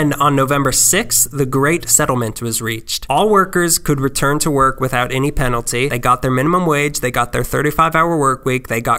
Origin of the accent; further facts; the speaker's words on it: East Los Angeles, California, United States; born there; I was born in East LA. That's me doing drugs.